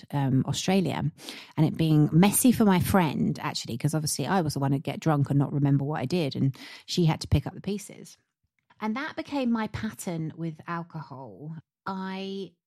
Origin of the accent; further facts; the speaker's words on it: United Kingdom; being British by nature